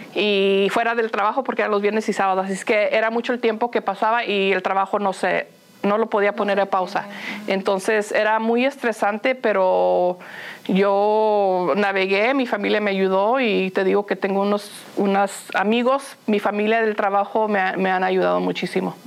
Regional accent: Los Angeles, California, United States; first language Spanish; moved away; also born or lived in Phoenix, Arizona; crecí, en Los Ángeles y como mencionas, íbamos mucho a Tijuana porque ahí vivían mis abuelos

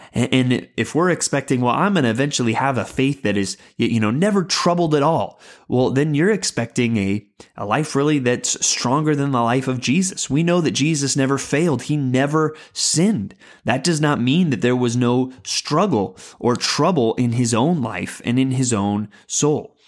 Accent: San Antonio, Texas, United States; I grew up in San Antonio, Texas, famously the home of the Alamo

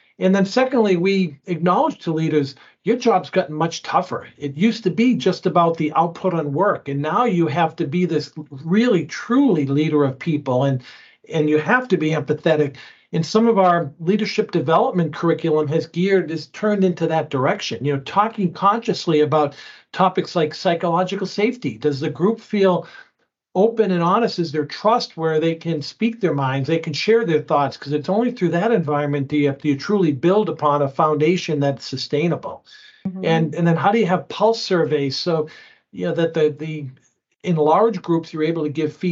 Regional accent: East Coast, United States; moved away as an adult; now in Minnesota, United States; I grew up on the East Coast and spent a lot of time in industry on the West Coast

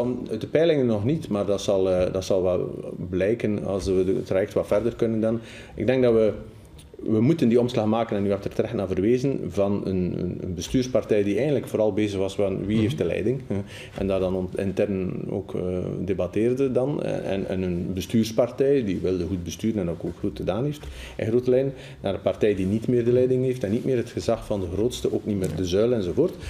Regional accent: Damme, Flanders, Belgium; also born or lived in Schaerbeek; ik kom van Damme en u zult zeggen dat is het platteland.

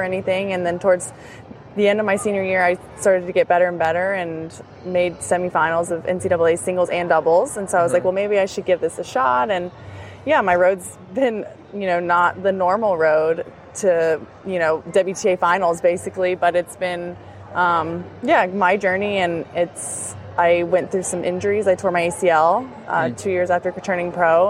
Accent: Destin, Florida, United States; also born or lived in Alabama; In Destin, Florida. It's in the Panhandle

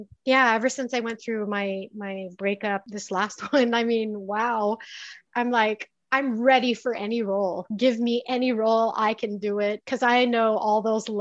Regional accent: Philippines; moved away as an adult; now in United States; I grew up in the Philippines and I know the Philippine entertainment industry

